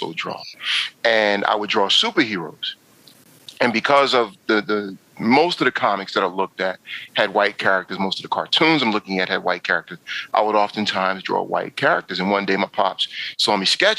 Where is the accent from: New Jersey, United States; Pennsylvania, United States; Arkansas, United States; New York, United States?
New York, United States; now in DC area, United States; for the longest, DMV meant Department of Motor Vehicles, because I'm from New York